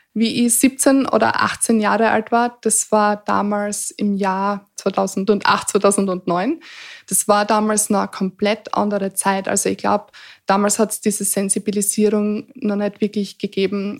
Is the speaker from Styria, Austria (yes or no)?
yes; Eastern Styria, Austria; ich bin sehr behütet aufgewachsen in der Oststeiermark auf dem Land